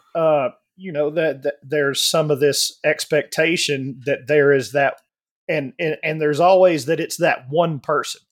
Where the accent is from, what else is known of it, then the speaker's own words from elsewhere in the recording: Alabama, United States; growing up in the South in Alabama, uh, when I was born in seventy-four